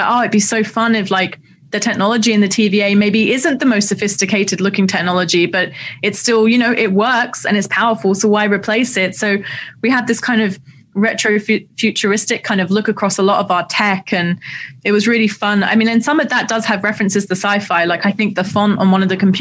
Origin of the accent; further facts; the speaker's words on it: London, United Kingdom; I grew up in Southeast London